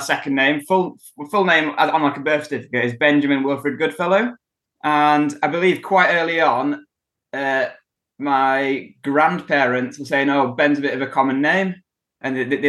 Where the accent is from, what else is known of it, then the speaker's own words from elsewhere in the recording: Kendal, North West England, United Kingdom; moved away as an adult; now in Wrexham, United Kingdom; I was born in Kendal in Cumbria in the Lake District, North England. And that's where I grew up as well.